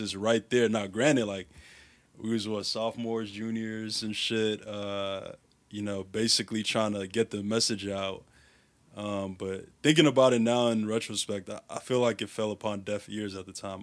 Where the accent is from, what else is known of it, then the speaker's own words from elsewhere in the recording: Chicago, Illinois, United States; I grew up in Uptown